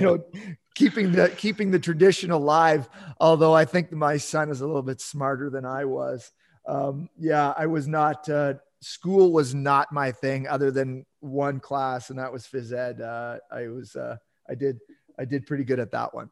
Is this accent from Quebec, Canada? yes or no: no; Southern Ontario, Canada; moved away as an adult; now in Yukon, Canada; I grew up in, yeah, in Southern Ontario